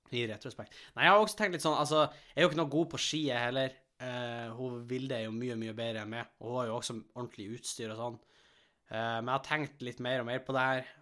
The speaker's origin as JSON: {"language": "Norwegian", "area": "Helgeland", "region": "Nordland", "country": "Norway", "moved": "yes", "lives_now": "Asker, Norway", "said": "vi har jo ikke veldig gode skimiljø der vi kommer fra. Altså, det er jo snø, men vi bor jo på, kysten, bor på kysten på Helgeland"}